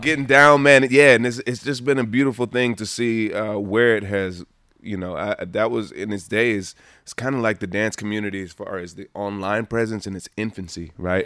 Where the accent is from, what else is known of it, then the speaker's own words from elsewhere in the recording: Montgomery, Alabama, United States; moved away; also born or lived in Los Angeles; born and raised in Montgomery, Alabama